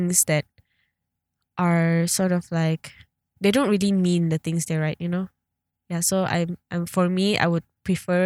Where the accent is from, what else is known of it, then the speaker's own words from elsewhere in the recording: Sabah, Malaysia; I'm a Sabahan, like I'm from Sabah